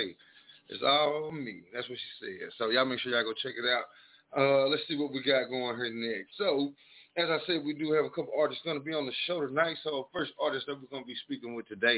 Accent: East Texas, United States; moved away as an adult; now in Dallas, United States; I'm from down that way. You know what I'm saying? I've only been up here for about a year and a half now

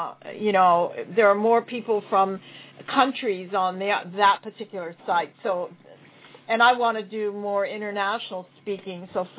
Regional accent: Hawaii, United States; I'm from Hawaii.

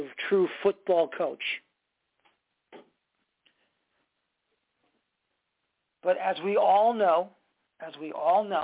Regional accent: United States; As an American

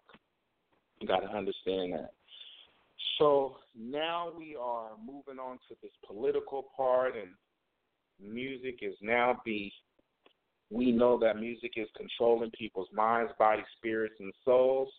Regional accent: Oakland, California, United States; moved away; also born or lived in Vallejo, California; growing up, I'm from Oakland, California

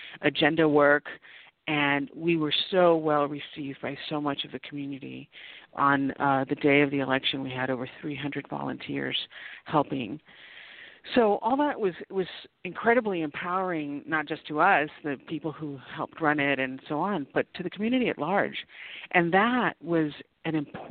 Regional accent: South Texas, United States; moved away as an adult; also born or lived in Nuevo Laredo, Mexico / San Antonio; now in Los Angeles, United States; I'm born and raised in South Texas

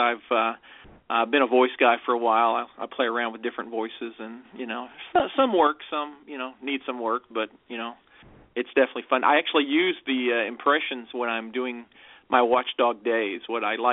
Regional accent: Dallas, Texas, United States; now in Raymore, United States; I'm originally from Dallas, Texas, but I've lived in Raymore for quite some time.

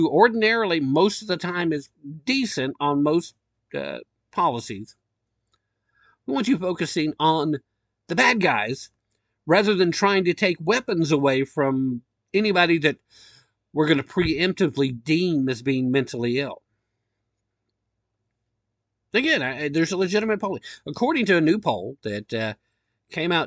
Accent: Tennessee, United States; the great state of Tennessee, my home state.

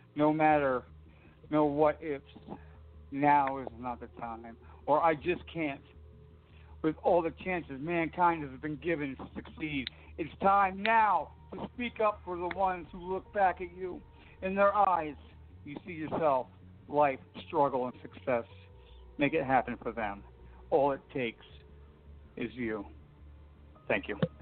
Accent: Jersey Shore, New Jersey, United States; I'm from Jersey Shore

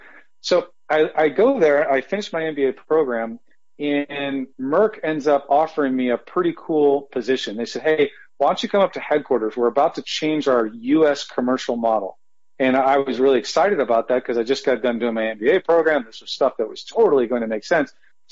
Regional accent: Santa Cruz, California, United States; moved away as an adult; also born or lived in Naples, Florida / Wilmington, Delaware; So I was born and raised in Santa Cruz, California.

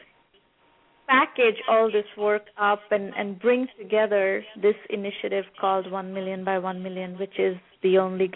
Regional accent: Kolkata, West Bengal, India; moved away as an adult; also born or lived in Massachusetts, United States; now in United States; I grew up in Calcutta, India, in the 70s and the 80s, and in 1989 I came to the United States for college

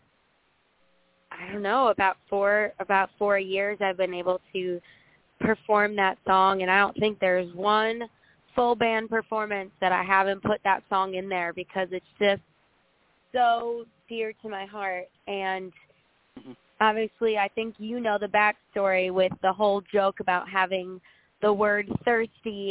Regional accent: Madison, Wisconsin, United States; now in Nashville, United States; the Madison, Wisconsin area where I'm from

